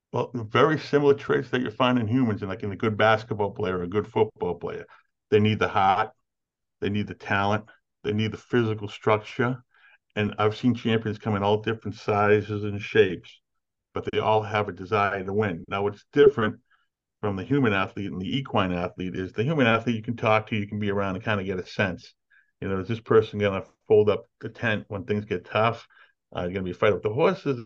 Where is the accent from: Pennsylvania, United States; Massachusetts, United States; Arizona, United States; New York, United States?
Massachusetts, United States; Everett; also born or lived in Winchester, Massachusetts; Spent a lot of time uh, early, in my early years growing up in Everett, Massachusetts, and then uh, I found an uncle started a construction business that uh, took off and had some success. And we moved out to Winchester, and I've been there ever since